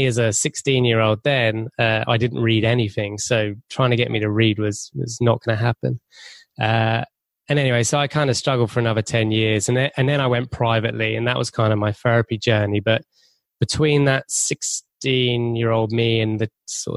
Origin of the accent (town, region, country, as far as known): England, United Kingdom